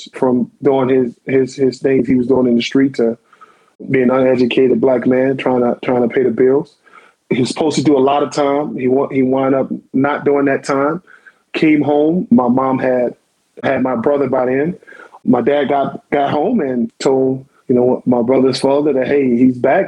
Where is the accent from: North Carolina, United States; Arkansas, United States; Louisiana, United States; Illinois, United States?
Louisiana, United States; New Orleans; I grew up in New Orleans. I was born April 15, 1981, Charity Hospital